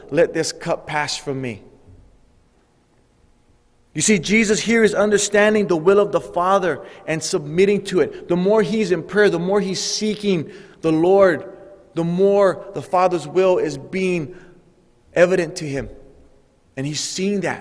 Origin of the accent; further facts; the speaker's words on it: Hawaii, United States; growing up in Hawaii, I had a Samoan friend.